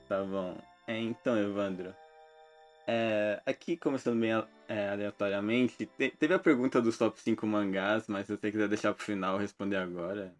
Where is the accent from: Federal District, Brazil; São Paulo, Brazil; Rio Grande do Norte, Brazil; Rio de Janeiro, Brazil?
São Paulo, Brazil; Eu sou de São Paulo